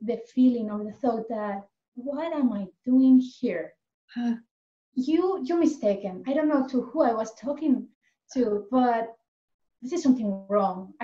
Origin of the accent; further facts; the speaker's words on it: Elche, Valencian Community, Spain; English is a second language; now in Ananda Village, United States; I'm originally from Spain, actually from the same city than Narayani, Elche.